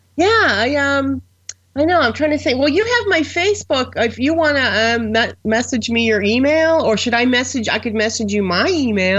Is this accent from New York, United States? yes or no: yes; Buffalo, New York, United States; I'm the only person from a large metropolitan area that has no interest in baseball because I'm from Buffalo